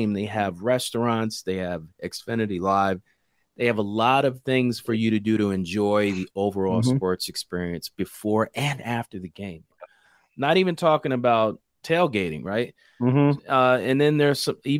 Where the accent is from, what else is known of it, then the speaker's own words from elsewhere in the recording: Philadelphia, Pennsylvania, United States; I grew up in Philly, 76 Schuylkill Expressway.